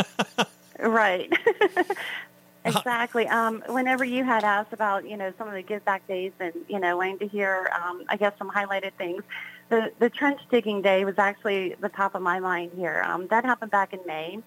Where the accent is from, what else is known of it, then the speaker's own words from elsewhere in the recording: South Hills, Pennsylvania, United States; I basically grew up within the South Hills area, um, so this is like my home, you know, for very long